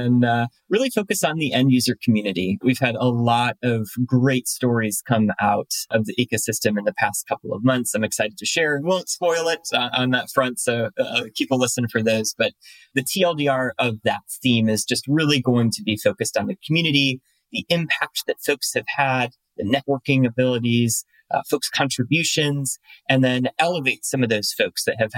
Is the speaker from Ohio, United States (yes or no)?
yes; Cleveland, Ohio, United States; moved away; I'm originally from Cleveland, Ohio